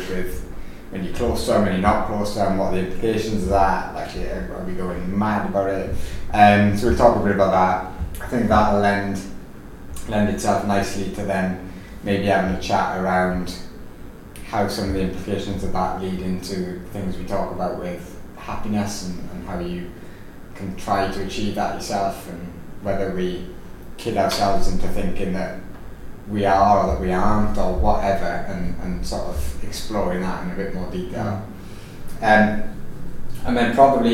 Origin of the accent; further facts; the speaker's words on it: Wales, United Kingdom; accent: Welsh; my lovely Welsh accent